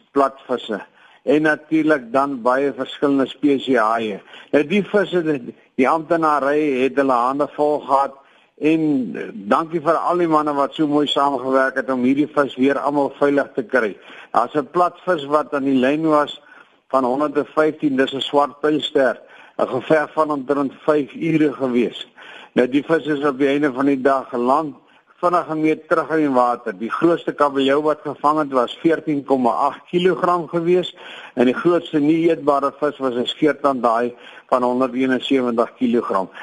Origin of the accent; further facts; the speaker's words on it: Mossel Bay, Western Cape, South Africa; dis my geboorteplek.